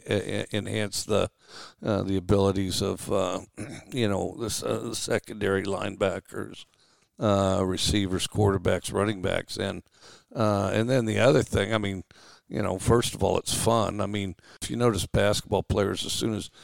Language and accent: English; Wyoming, United States; also born or lived in Valdosta, Georgia / Daphne, Alabama; now in Starkville, United States; I grew up in Wyoming